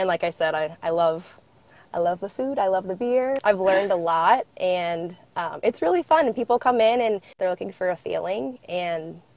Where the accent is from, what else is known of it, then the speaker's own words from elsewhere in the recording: St. Louis, Missouri, United States; I am from St. Louis. Yeah. I've been here my whole life